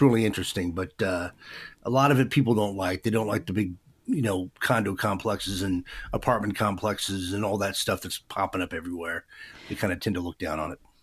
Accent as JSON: {"language": "English", "town": "Vancouver", "region": "Washington", "country": "United States", "tie": "born or raised there", "said": "I was raised in Vancouver, and I live in Vancouver today"}